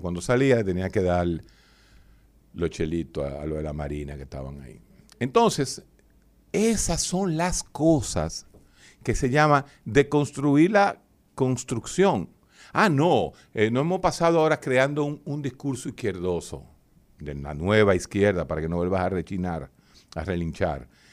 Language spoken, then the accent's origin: Spanish; Dominican Republic; a mí como dominicano